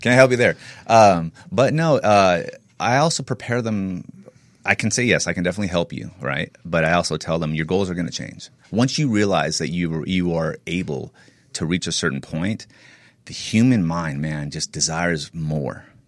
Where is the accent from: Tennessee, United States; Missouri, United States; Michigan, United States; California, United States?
California, United States; Northern; I grew up in NorCal